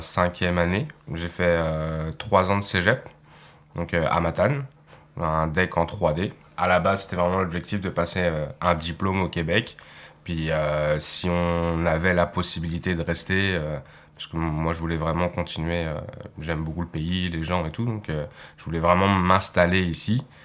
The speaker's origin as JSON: {"language": "French", "town": "Nantes", "region": "Pays de la Loire", "country": "France", "moved": "as an adult", "lives_now": "Sainte-Anne-des-Monts, Canada", "said": "j'arrive de Nantes, une ville en dessous de la Bretagne, à l'ouest de la France, et maintenant j'habite à Sainte-Anne-des-Monts"}